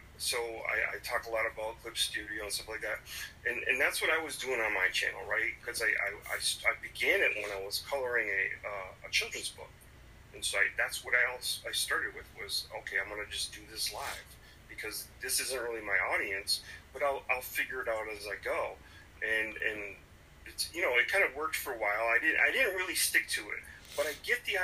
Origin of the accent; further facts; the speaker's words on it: Springfield, Massachusetts, United States; I'm from Springfield, Massachusetts.